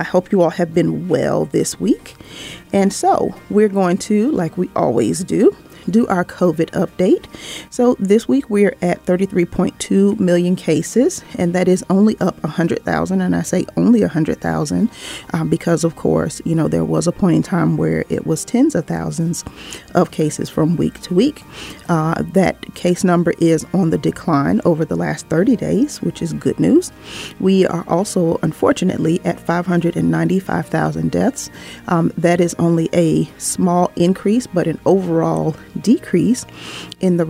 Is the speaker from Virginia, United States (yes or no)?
yes; Norfolk, Virginia, United States; family in my hometown, Norfolk, Virginia